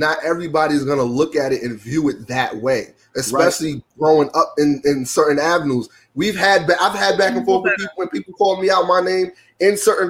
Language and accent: English; New York City, New York, United States; I'm from Brooklyn, right?